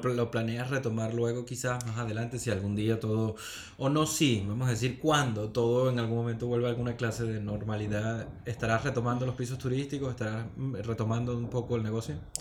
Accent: Venezuela; now in Spain; siendo venezolanos, ¿no? que los venezolanos siempre tenemos como ese espíritu

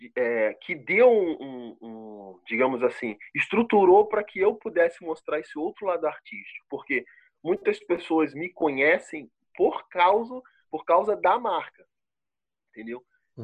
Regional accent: Rio de Janeiro, Brazil; accent: carioca; moved away as an adult; also born or lived in Brusque, Santa Catarina; now in Botuverá, Brazil; eu sou carioca, eu ainda tenho um pouco do sotaque

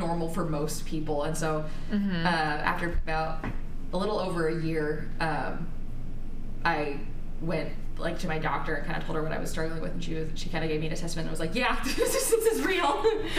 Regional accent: Wichita, Kansas, United States; now in Lawrence, United States; I was born in Wichita and I lived there until I moved to Lawrence for college when I was either 18 or 19

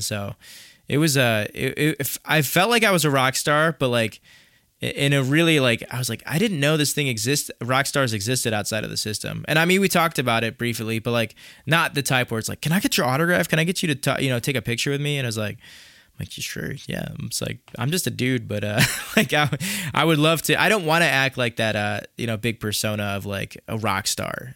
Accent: Chicago, Illinois, United States; accent: nasally Chicago; my nasally Chicago accent

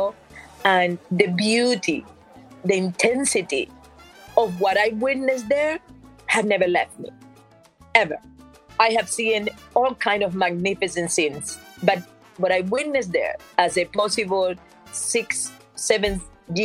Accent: La Vega, Matanzas, Cuba; moved away as an adult; now in United States; Growing up in Cuba, in the town of La Vega, in the municipality of Manguito, in the region of Colón, and then in the province of Matanzas

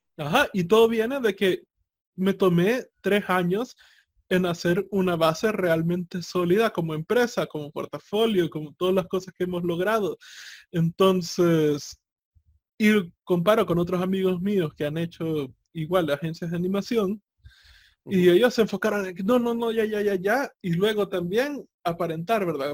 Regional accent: El Salvador

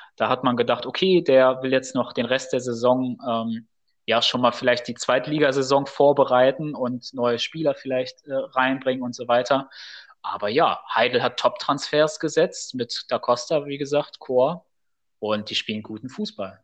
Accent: Bielefeld, North Rhine-Westphalia, Germany; wir kommen ja aus Bielefeld

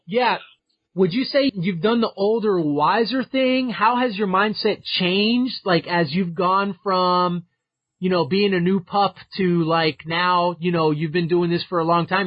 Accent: Miami, Florida, United States; I'm from Miami

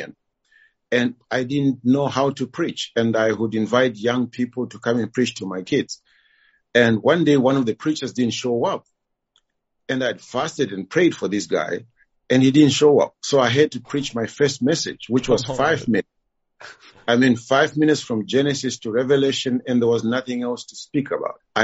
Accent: Zimbabwe; moved away as an adult; now in Kyiv, Ukraine; I'm originally from Zimbabwe

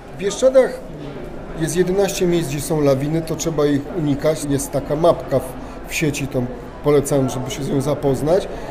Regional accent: Polish highlanders, Lesser Poland, Poland; my górale

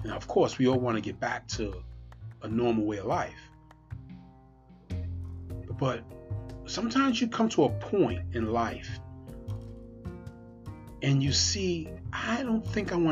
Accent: New York City, New York, United States; now in Pennsylvania, United States; one of my brothers I grew up with in Brooklyn, New York

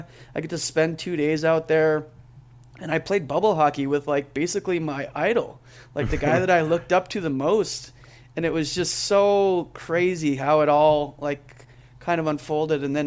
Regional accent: Canada; now in Boise, United States; I grew up in Canada

